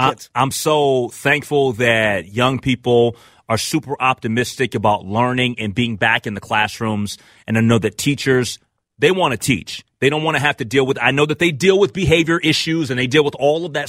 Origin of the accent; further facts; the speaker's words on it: Minnesota, United States; me being a Minnesotan